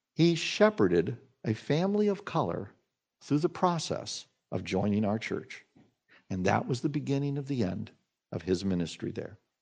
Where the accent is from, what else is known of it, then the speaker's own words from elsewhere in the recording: Salina, Kansas, United States; I grew up in Salina, Kansas.